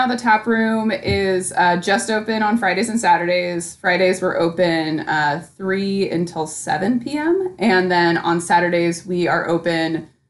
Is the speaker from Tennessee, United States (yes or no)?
no; Portland, Oregon, United States; I grew up in the Portland area, kind of during the craft beer scene